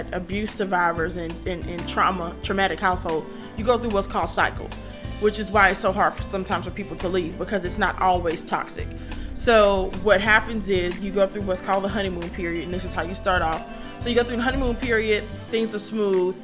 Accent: Columbus, Georgia, United States; the East Highland, South Side area of town, which is where I grew up in Warren Williams. So, you know, every time my mom elevated in life, you know, she shifted and moved us. So by the time I grew up in what's now known as East Columbus

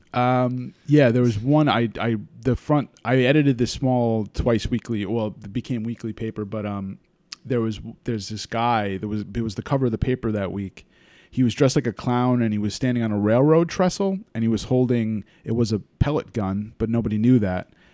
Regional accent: Wappingers Falls, New York, United States; I'm from, um, the Hudson Valley, Beacon, Wappingers Falls area

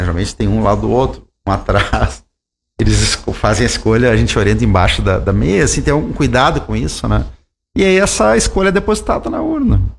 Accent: Santa Maria, Rio Grande do Sul, Brazil; sou de Santa Maria

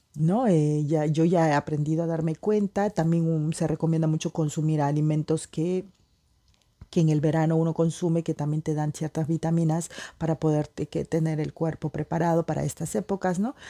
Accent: Peruvian Amazon, Peru; moved away as an adult; also born or lived in Lima, Peru; now in France; yo soy peruana para los que no saben, nací en la Amazonía

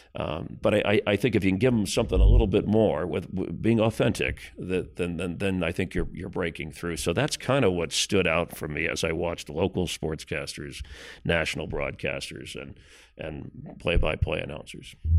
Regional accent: Miami, Florida, United States; moved away as an adult; in my hometown had my dream job

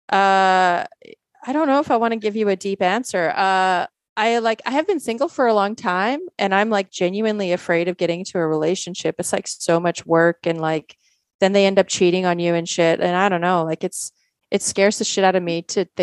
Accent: Poland; born there; some people don't know I was born in Poland

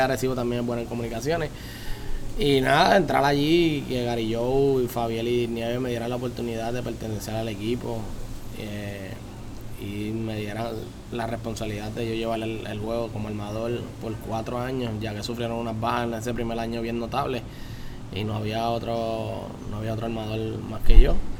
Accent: Las Piedras, Puerto Rico; also born or lived in Humacao; vivo en Las Piedras, soy pedreño, desde, nací en Humacao, pero desde que, desde que, ¿verdad? Mis papás siempre han vivido en Las Piedras

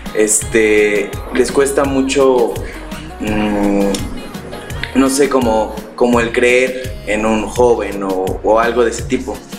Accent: Pachuca, Hidalgo, Mexico; yo soy de aquí de Pachuca

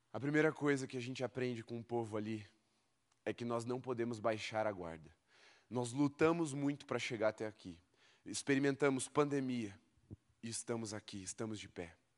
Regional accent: Brazil; você tenha crescido no xaxim igual eu

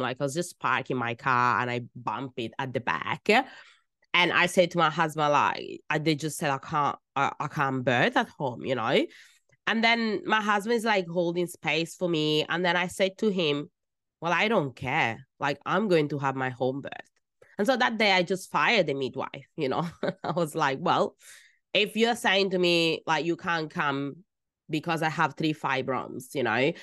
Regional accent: Italy; first language Italian; English is a second language; moved away as an adult; now in Australia; I was born in Italy

